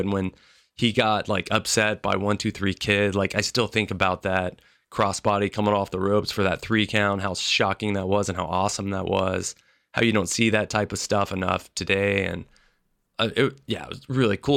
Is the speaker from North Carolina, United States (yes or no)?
no; Memphis, Tennessee, United States; I grew up in Memphis, Tennessee